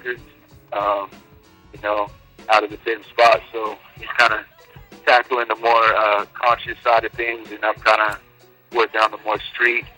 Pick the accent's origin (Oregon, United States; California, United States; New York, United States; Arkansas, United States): California, United States; San Diego; also born or lived in Hawaii; born and raised in San Diego